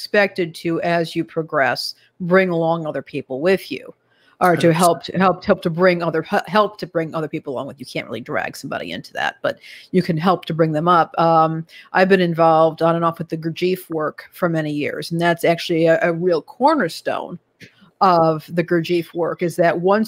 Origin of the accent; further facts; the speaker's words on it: Chicago, Illinois, United States; I'm from Chicago.